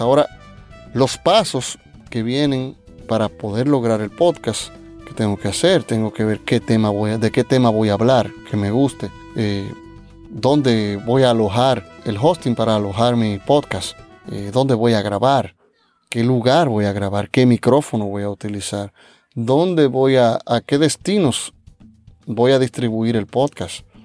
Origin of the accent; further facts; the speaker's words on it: Dominican Republic; mi país, República Dominicana